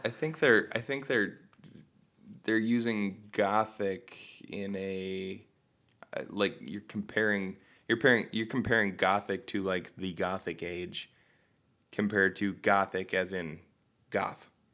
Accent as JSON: {"language": "English", "town": "Bad Axe", "region": "Michigan", "country": "United States", "tie": "born or raised there", "said": "we had Devil's Night growing up in Bad Axe"}